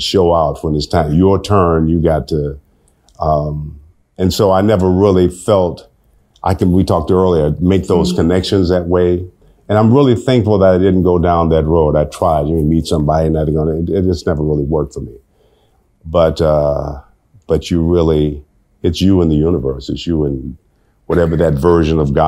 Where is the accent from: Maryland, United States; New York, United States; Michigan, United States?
Michigan, United States; Detroit; moved away as an adult; also born or lived in Los Angeles; I said I was from Detroit